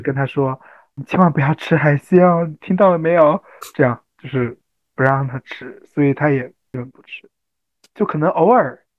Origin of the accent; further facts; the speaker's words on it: Fujian, China; 因为福建的嘛